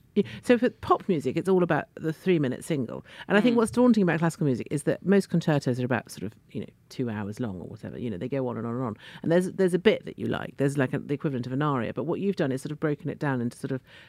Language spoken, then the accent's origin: English; Italy; moved away; when I grew up in Italy, I went to school in Italy.